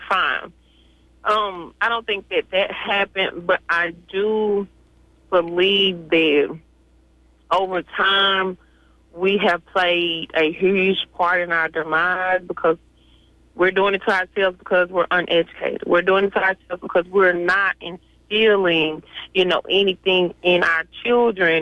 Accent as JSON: {"language": "English", "region": "Mississippi", "country": "United States", "tie": "born or raised there", "said": "I'm from Mississippi"}